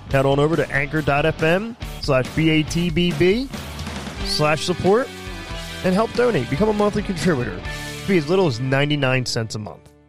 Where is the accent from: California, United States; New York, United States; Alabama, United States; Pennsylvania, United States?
Pennsylvania, United States; We're from Pennsylvania to Hertzville.